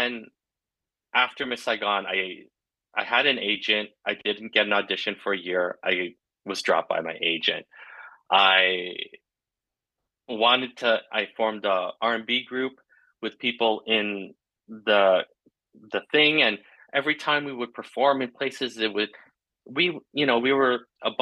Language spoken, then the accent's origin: English; Kingston, Ontario, Canada; also born or lived in Flowers Cove, Newfoundland / Toronto; having grown up in Kingston, Ontario, in a very hockey, a white hockey town.